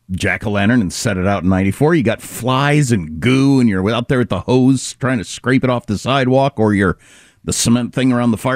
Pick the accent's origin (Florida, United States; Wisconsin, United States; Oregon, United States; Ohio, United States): Wisconsin, United States; now in California, United States; I live in a warm climate now. When I was a kid growing up